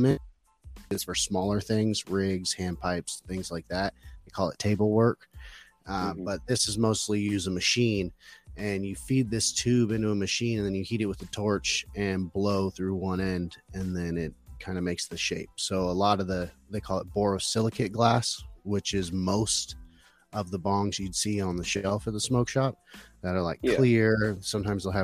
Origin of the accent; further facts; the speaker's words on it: Phoenix, Arizona, United States; I'm from Phoenix, Arizona, or close to there.